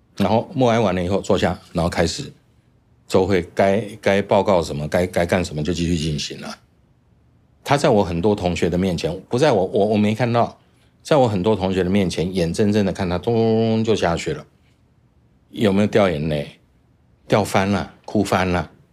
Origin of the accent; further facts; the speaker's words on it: Taichung, Taiwan; 我的父亲是空军，也是个飞行员，在台中出生，我们一直在台中的眷村长大